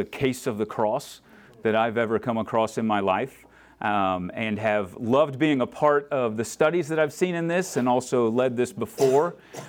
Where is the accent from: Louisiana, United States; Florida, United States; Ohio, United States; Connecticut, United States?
Florida, United States; I grew up in Florida, and so that was the Southern Baptist way of doing things.